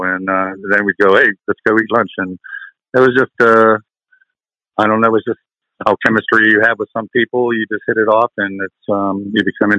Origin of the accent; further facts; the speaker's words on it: Pittsburgh, Pennsylvania, United States; I'm from Pittsburgh, Pennsylvania